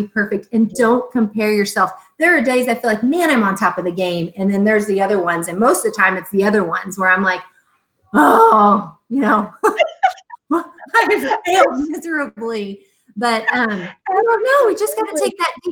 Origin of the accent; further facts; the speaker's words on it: Tonganoxie, Kansas, United States; we were raised in Tonganoxie, mm-hmm. small town Kansas